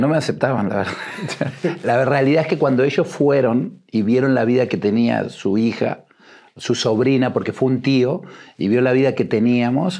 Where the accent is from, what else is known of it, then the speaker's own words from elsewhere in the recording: Buenos Aires, Argentina; moved away as an adult; also born or lived in Uruguay; now in Mexico; me crié en Argentina, en un barrio, en eh, La Boca